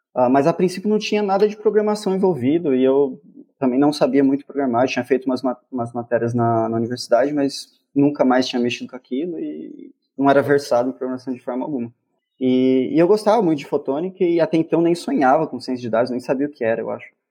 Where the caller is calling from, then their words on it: Campinas, São Paulo, Brazil; eu falo de Campinas